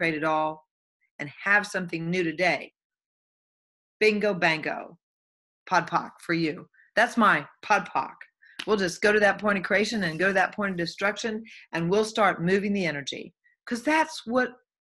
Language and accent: English; the Bible Belt, United States; I came from Bible Belt. You go to church or you're going to hell. This is all there is. When you die, you go down in the grave. You're boom, you're buried, and you rot. Now, mostly that was how I was raised